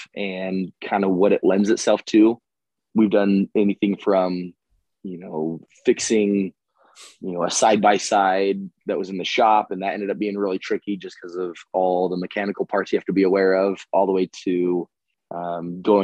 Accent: Utah, United States; I am born and raised in Utah

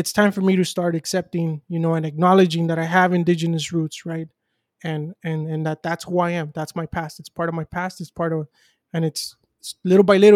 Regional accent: United States; I'm somebody who was born in the U.S.

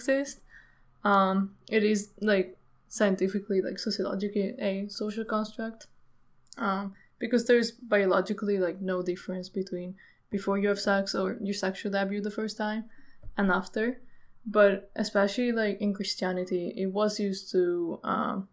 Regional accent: Italy; I grew up in Italy. It's a very pretty conservative country

